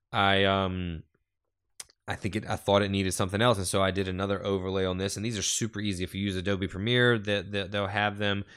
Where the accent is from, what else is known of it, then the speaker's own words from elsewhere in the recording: North Carolina, United States; Growing up in North Carolina, we all took this story for granted because we were all taught this story.